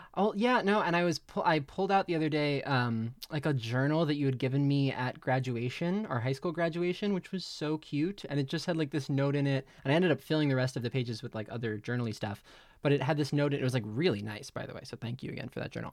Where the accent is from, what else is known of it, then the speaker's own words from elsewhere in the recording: Middletown, New Jersey, United States; I grew up in Middletown, New Jersey with Jess